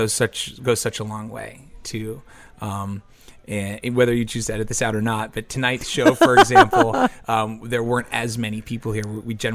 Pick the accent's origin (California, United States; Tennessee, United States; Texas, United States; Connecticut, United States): Connecticut, United States; Hartford; We're from Connecticut. Most of us are from Connecticut. We have two guys that live in New York, but we say, you know, we're based out of Hartford, Connecticut.